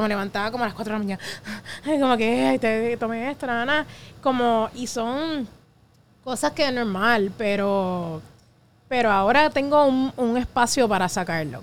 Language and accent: Spanish; Puerto Rico; como puertorriqueños